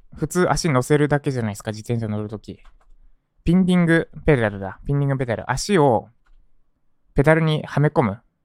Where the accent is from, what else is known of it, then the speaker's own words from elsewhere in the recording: Japan; 私の実家に帰ります。今言った立石ですね。